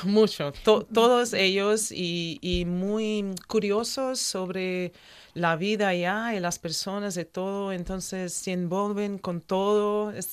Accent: Santa Catarina, Brazil; Spanish is a second language; also born or lived in New Mexico, United States; now in Oviedo, Spain; Yo soy de Brasil, del mm. sur de Brasil, Santa Catarina

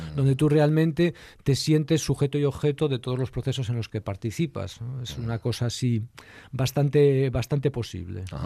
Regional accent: El Bierzo, Castile and León, Spain; yo soy del Bierzo

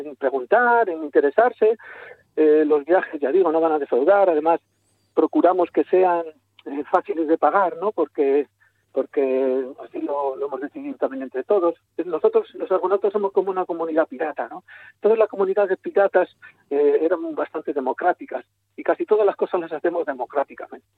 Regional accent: a village in Segovia, Castile and León, Spain; yo soy de Ontalvilla, de un pueblo de Segovia, castellano

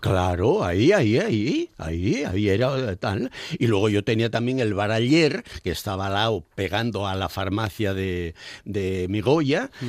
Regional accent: Nembra, Asturias, Spain; also born or lived in Moreda; yo soy de Nembra porque el más tonto tiene dos bares

